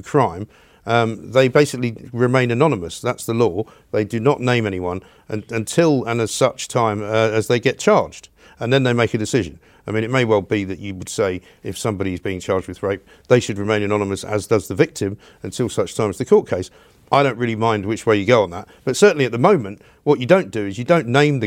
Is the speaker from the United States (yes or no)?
no; London, United Kingdom; my hometown